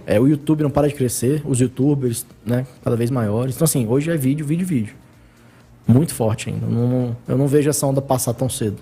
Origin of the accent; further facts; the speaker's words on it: Brasília, Federal District, Brazil; eu nasci no Guará. Nasci no Guará e depois que me mudei pra Asa Sul.